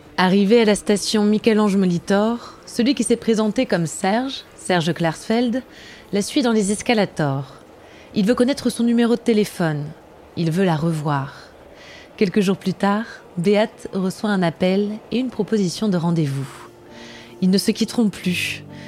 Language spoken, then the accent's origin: French; Germany; moved away; en tant qu'Allemande